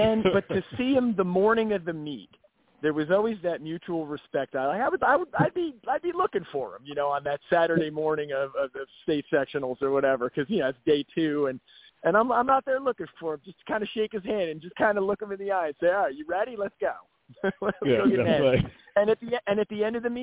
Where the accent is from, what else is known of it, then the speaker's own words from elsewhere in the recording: Asbury Park and Neptune, New Jersey, United States; where I grew up, it was Asbury Park and Neptune.